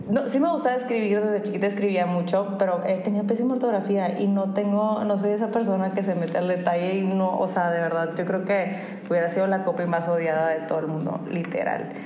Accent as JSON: {"language": "Spanish", "town": "Monterrey", "region": "Nuevo León", "country": "Mexico", "said": "somos regios"}